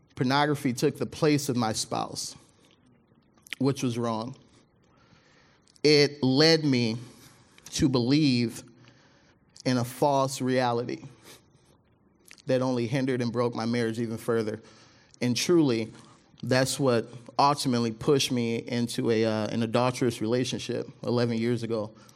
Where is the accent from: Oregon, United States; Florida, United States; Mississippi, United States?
Mississippi, United States; now in Michigan, United States; my family, we're from, uh, we're from Mississippi. That's where I was born